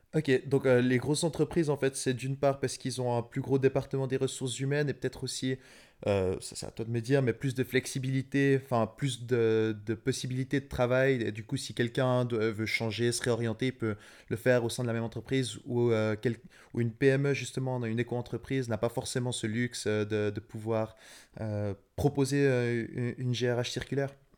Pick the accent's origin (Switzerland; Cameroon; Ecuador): Switzerland; je suis suisse donc pas européen